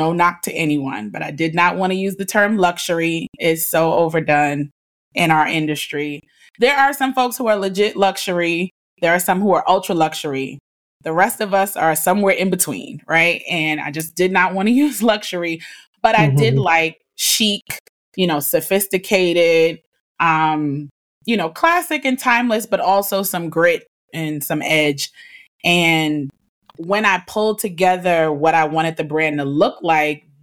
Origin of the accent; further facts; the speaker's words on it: New York City, New York, United States; now in Virginia, United States; my address growing up in Harlem on 120 West 112th Street